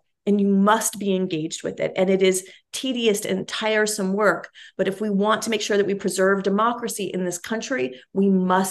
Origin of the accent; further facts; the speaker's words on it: Cincinnati, Ohio, United States; I grew up with his private practice in the ground floor of the sort of brownstone building that I grew up in Cincinnati, as a matter of fact.